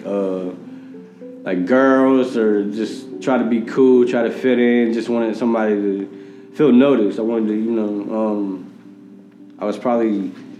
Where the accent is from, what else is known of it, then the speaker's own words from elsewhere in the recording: Richmond, Virginia, United States; also born or lived in Fayetteville, North Carolina / Chesterfield, Virginia; I'm originally from Richmond, Virginia. I grew up back and forth from Chesterfield, Richmond, to Fayetteville, North Carolina